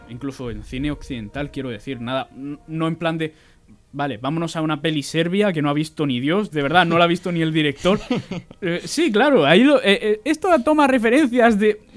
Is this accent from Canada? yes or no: no; Region of Murcia, Spain; tú y yo no solo somos españoles, además somos murcianos.